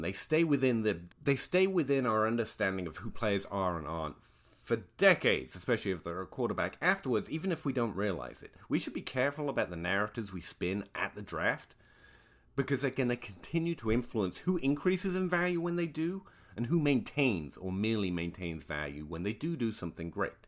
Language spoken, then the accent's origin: English; England, United Kingdom; I am an Englishman who was once a schoolchild